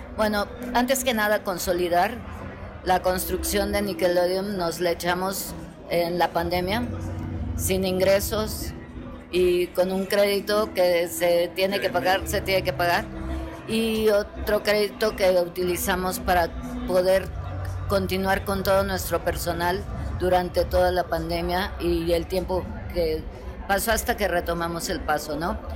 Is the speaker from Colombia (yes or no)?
no; Mexico; aquí todos somos mexicanos